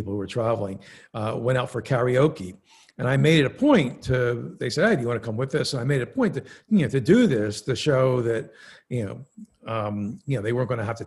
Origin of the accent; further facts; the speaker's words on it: Philadelphia, Pennsylvania, United States; I grew up in Philadelphia in somewhat of a upwardly mobile yet working class neighborhood